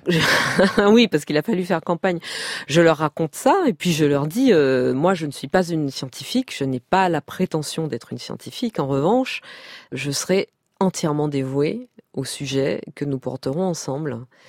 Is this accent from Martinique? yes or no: yes; Martinique; moved away; also born or lived in Paris; J'ai grandi en Martinique, donc euh, j'étais insulaire